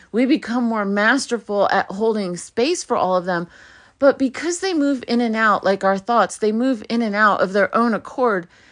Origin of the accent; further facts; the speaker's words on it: New York City, New York, United States; first language Hebrew; English is a second language; I was born in Brooklyn.